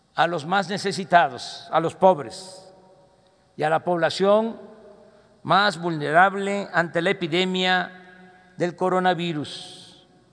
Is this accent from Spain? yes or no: no; Mexico; como somos los mexicanos